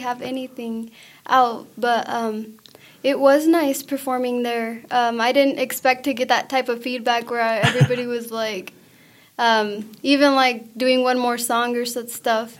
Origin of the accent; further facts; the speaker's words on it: Hobbs, New Mexico, United States; first language Spanish; English is a second language; I'm from Hobbs, New Mexico, which is just um, four hours away